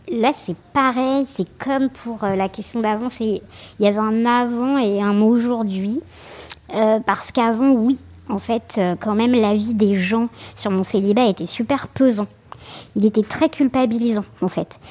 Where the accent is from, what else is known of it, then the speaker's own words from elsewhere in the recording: Santiago, Santiago Metropolitan Region, Chile; now in Paris, France; je suis née à Santiago du Chili